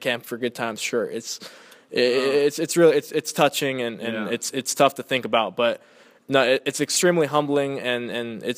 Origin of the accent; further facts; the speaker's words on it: Inland Empire, California, United States; I was born and raised in the Inland Empire.